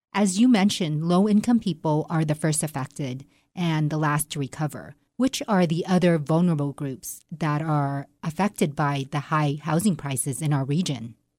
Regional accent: Silicon Valley, California, United States; now in Reno, United States; I'm from Silicon Valley. I was in that industry

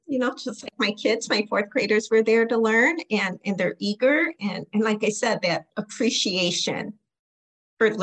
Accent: Aurora, Illinois, United States; Born and raised in Aurora. I'm a top cap, grew up on the east side of Aurora, youngest of 8 kids

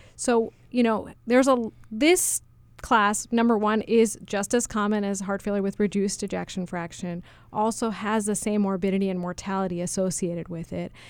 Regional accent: New York City, New York, United States; moved away as an adult; also born or lived in Massachusetts; I grew up in New York City, um, the daughter of two highly motivated research scientists

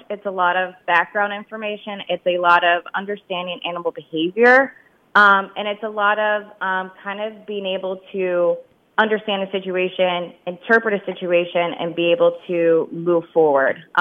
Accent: Pennsylvania, United States; Again, I'm also from the Lehigh Valley.

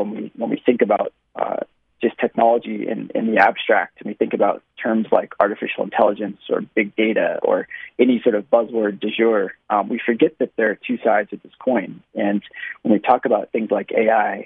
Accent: Silicon Valley, California, United States; I had the fortune of growing up in Silicon Valley

